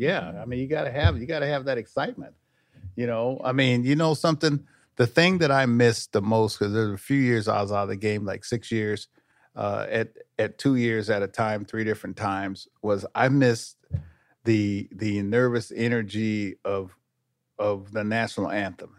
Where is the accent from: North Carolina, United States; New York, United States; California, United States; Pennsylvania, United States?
California, United States; Sacramento; I grew up up here in Sacramento